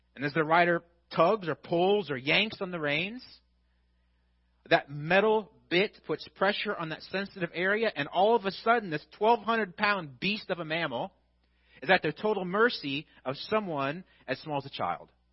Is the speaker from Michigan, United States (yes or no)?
no; Illinois, United States; because I'm from Illinois